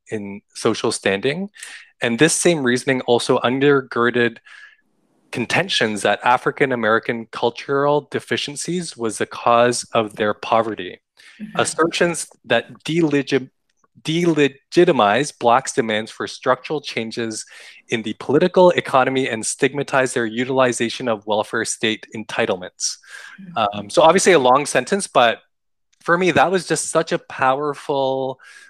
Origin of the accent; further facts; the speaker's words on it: Canada; being an Asian Canadian